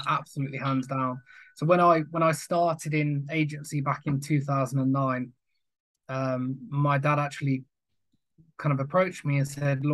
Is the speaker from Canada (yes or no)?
no; Coventry, West Midlands, United Kingdom; moved away as an adult; now in Derby, United Kingdom; I'm from Coventry originally, born and bred, now living in Derby.